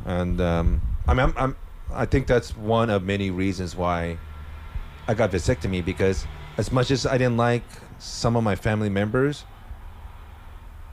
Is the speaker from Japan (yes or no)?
yes; Japan; moved away; also born or lived in Netherlands; growing up in Japan